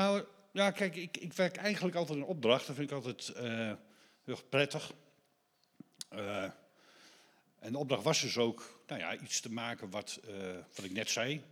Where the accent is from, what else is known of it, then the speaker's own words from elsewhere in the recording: Deventer, Overijssel, Netherlands; moved away; ik kom zelf uit Deventer voor oorsprong